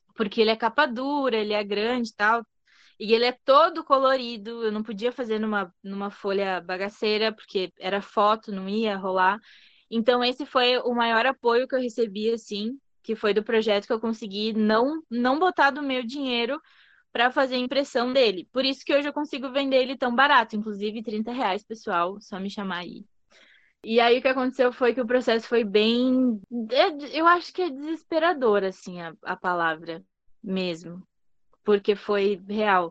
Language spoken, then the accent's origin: Portuguese; São Borja, Rio Grande do Sul, Brazil; now in Bento Gonçalves, Brazil; Eu sou natural de São Borja, que é tipo interior do interior do estado do Rio Grande do Sul, divisa com a Argentina já. Então, em 2009 eu me mudei para cá com a minha família, enfim. E aí ainda tava, tinha 11 anos